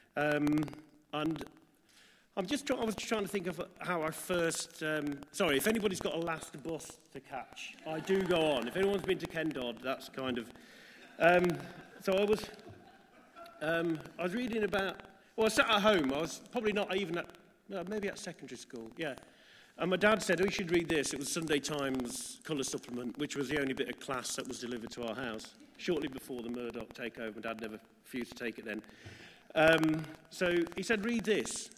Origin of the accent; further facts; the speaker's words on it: Midlands, United Kingdom; me growing up in the Midlands